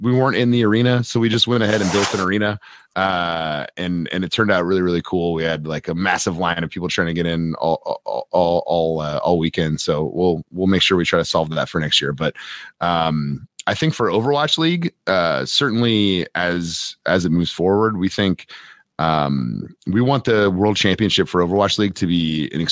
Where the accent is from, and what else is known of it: United States